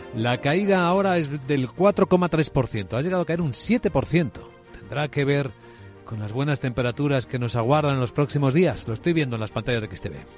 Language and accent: Spanish; Ávila, Castile and León, Spain; en mi tierra en Ávila